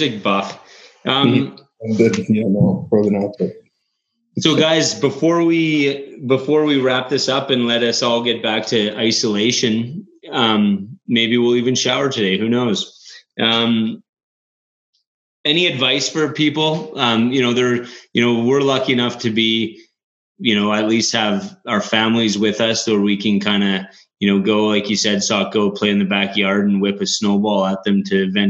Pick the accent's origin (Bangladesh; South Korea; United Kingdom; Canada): Canada; We're Canadian